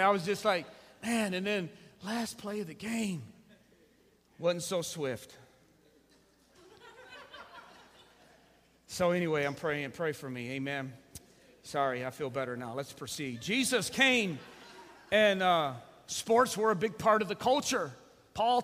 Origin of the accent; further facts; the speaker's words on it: United States; we're more American than we are Christian